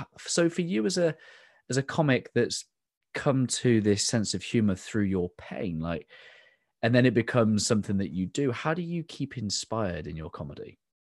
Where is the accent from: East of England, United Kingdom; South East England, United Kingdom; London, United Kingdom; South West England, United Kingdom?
South West England, United Kingdom; the Southwest; in England, I, um, I'm from the Southwest, which means we all sound like farmers